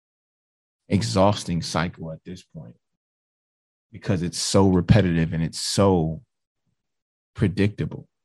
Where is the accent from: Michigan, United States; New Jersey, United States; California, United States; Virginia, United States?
Michigan, United States; Detroit; I grew up in Detroit, Michigan.